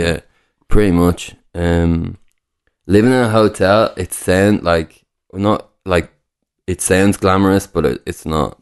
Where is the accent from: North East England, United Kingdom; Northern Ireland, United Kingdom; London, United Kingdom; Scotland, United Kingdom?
North East England, United Kingdom; Newcastle upon Tyne; also born or lived in Dublin; I was born in Newcastle